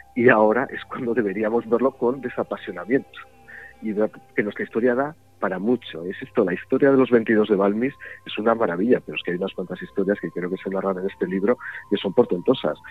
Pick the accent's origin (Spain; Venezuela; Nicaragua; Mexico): Spain; Jaca, Aragon; yo, nací en Jaque